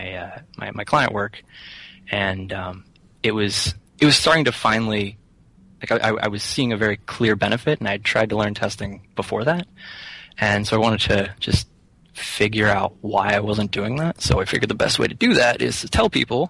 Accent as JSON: {"language": "English", "town": "Rockwood", "region": "Pennsylvania", "country": "United States", "tie": "born or raised there", "also_born_or_lived": "Somerset, Pennsylvania", "moved": "as an adult", "lives_now": "Philadelphia, United States", "said": "I grew up in Rockwood, Pennsylvania."}